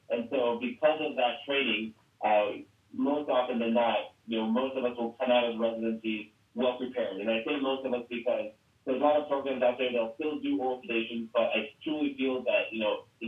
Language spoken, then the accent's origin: English; Philadelphia, Pennsylvania, United States; also born or lived in Pittsburgh, Pennsylvania / Scranton, Pennsylvania; worked in Scranton for a couple of years, uh, moved back to the uh, greater Philadelphia area, which is where I'm from, uh, last March.